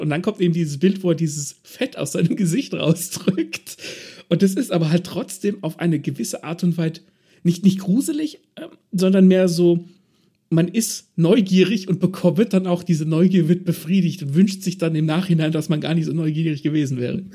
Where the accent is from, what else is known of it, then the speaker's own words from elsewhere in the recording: Germany; bei uns in Deutschland, weil wir Deutschen